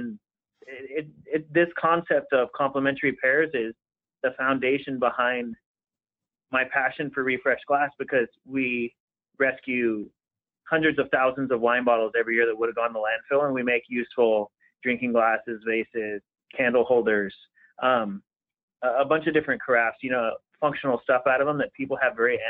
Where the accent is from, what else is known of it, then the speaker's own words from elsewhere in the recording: Pasadena, California, United States; I grew up in Pasadena, California